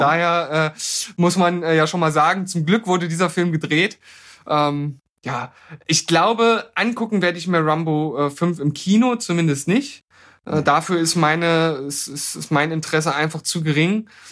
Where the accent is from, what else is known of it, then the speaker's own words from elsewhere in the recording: Germany; wir als Deutsche